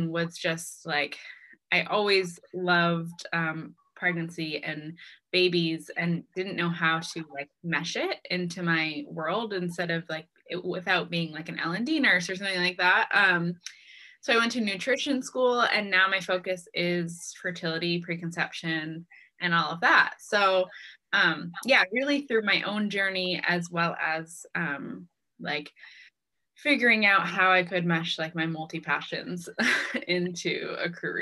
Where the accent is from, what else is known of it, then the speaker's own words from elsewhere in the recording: Lewiston, Maine, United States; also born or lived in San Diego, California; I grew up in Maine, at least since I was three. I was born in San Diego, but I moved here when I was three, so I call Maine home.